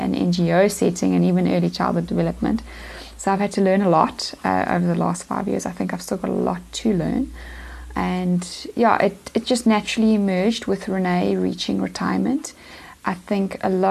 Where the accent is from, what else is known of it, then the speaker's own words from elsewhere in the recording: Pietermaritzburg, KwaZulu-Natal, South Africa; now in Eastern Cape, South Africa; I'm actually from Pietermaritzburg in KZN, but I've been in the Eastern Cape now for 10 years.